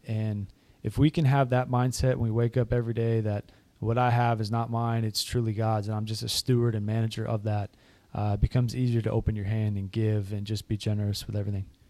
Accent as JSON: {"language": "English", "region": "Massachusetts", "country": "United States", "tie": "born or raised there", "moved": "yes", "said": "I grew up in Massachusetts, up in the Northeast"}